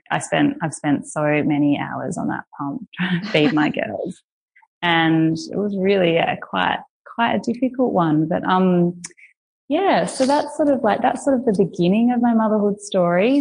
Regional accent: Australia; moved away; I'm Australian

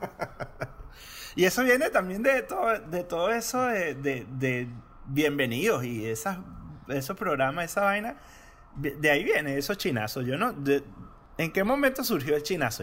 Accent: Venezuela; siendo venezolano

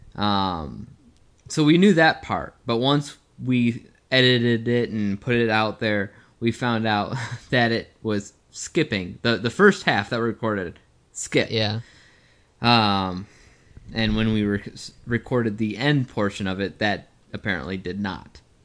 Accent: United States; we're from the United States

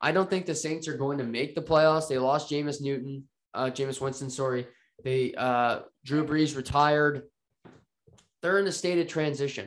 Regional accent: Canada; I'm a Canadian

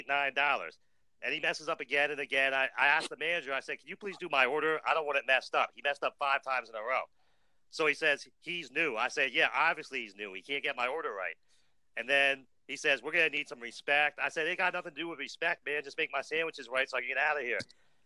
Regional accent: Pennsylvania, United States; I'm from Pennsylvania

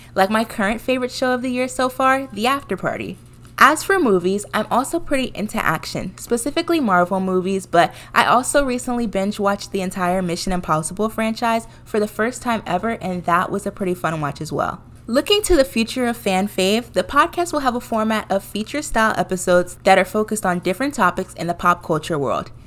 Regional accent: Washington, District of Columbia, United States; moved away as an adult; now in New York, United States; I am originally from the Washington, D C area

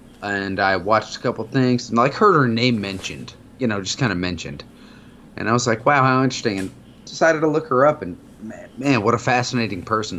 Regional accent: Arizona, United States; moved away; I grew up in Arizona. We had rocks for decoration. We didn't have grass. You had different color gravel.

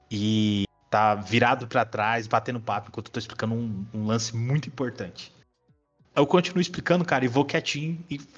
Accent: São Paulo, Brazil; Eu, eu, assim, eu apesar de morar em Minas, eu sou paulistano, né?

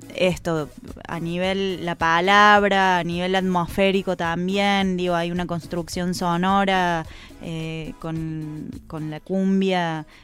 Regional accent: Córdoba, Argentina; now in Buenos Aires, Argentina; yo vengo de Córdoba y en Córdoba hay una tradición sobre la creación colectiva mucho más fuerte

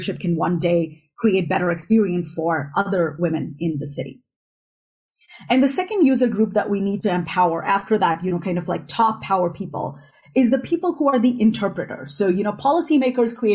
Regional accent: northern India, India; also born or lived in United States; now in Europe; growing up in India, in northern India, and then living a bulk of my life in the United States and now in Europe

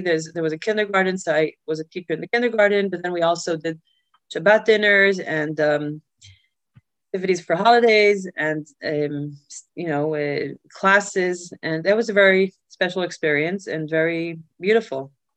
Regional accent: Safed, Northern District, Israel; moved away as an adult; also born or lived in New York, United States; now in Vienna, Austria; when I was three, my parents decided to make Aliyah and moved to Israel. So I basically grew up in Sfat, um, a small town in the north

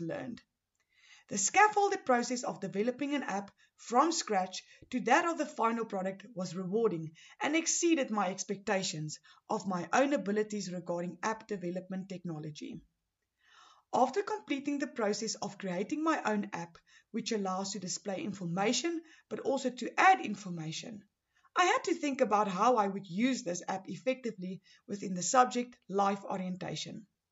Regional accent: Pretoria, Gauteng, South Africa; I am from Pretoria, Gauteng

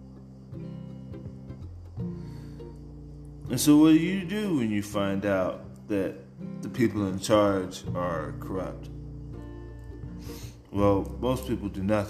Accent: San Antonio, Texas, United States; Even when I was in high school, growing up in San Antonio

